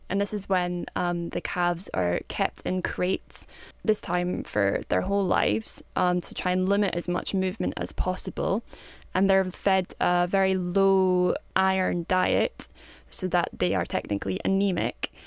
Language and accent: English; Kinross, Scotland, United Kingdom; I'm from Kinross, which is in Scotland